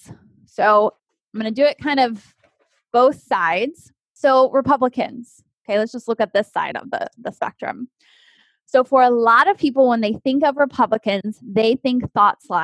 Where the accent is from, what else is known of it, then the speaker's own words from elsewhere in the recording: Texas, United States; I grew up in Texas